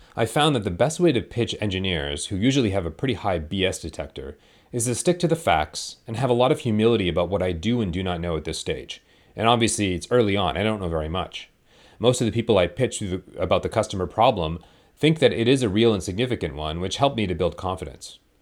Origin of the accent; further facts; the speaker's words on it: Canada; We're both Canadian